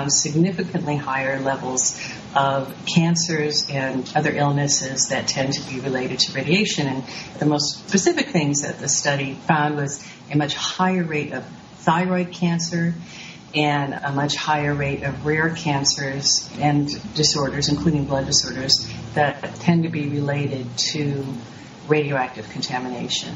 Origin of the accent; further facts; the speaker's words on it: near Rocky Flats, Colorado, United States; in my neighborhood where I grew up near Rocky Flats